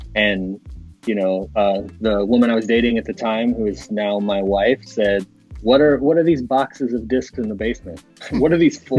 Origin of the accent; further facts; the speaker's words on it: northern Indiana, United States; I grew up northern Indiana. I, I live kind of in uh, southeastern Indiana, kind of around the Indianapolis area um, now.